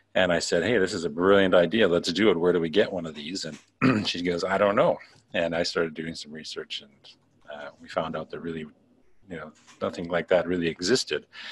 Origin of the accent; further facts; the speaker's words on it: Canada; moved away as an adult; now in Macau; I'm uh, originally from Canada. I've uh, been, overseas now for about uh, 11 years